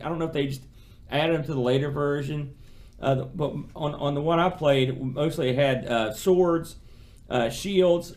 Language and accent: English; United States; I'm an American